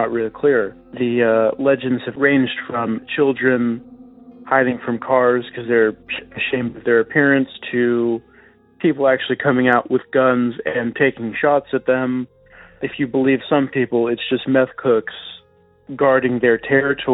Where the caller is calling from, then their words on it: San Jose, California, United States; I'm calling you from San Jose, California